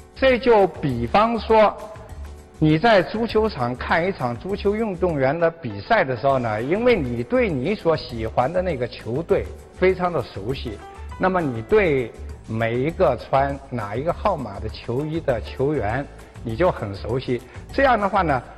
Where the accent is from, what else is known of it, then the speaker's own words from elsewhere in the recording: China; 我们中国人呢，有一个非常，呃，好的办法了